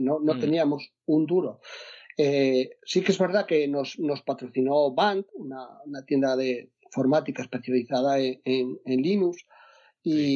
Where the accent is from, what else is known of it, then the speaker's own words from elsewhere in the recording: Asturias, Spain; yo soy de Asturias